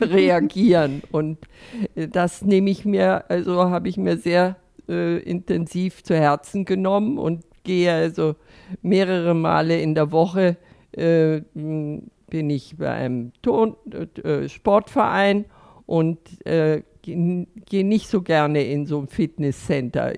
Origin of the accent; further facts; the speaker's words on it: Northern Germany, Germany; now in Austria; Nun komme ich also äh, aus Norddeutschland und bin also äh, nach Österreich gekommen